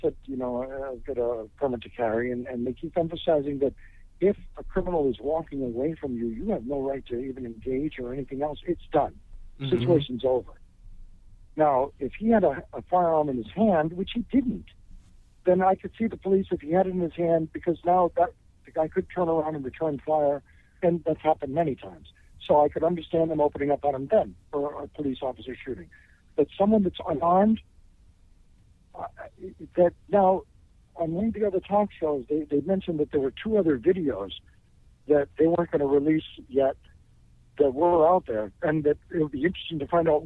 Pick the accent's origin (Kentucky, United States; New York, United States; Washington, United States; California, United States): New York, United States; near Bear Mountain Bridge, Hudson Valley; my hometown, I'm across the river and a little bit south of you, right below the Bear Mountain Bridge